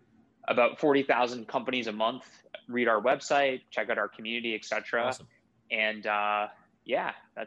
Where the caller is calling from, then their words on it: Boston, Massachusetts, United States; I'm calling in from my home office in Boston, Massachusetts.